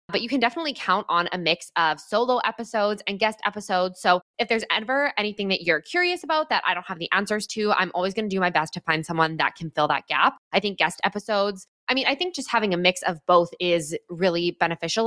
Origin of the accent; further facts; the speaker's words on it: Edmonton, Alberta, Canada; moved away as an adult; now in British Columbia, Canada; I grew up in Edmonton, Alberta, in Canada. I did all my schooling there through to the end of university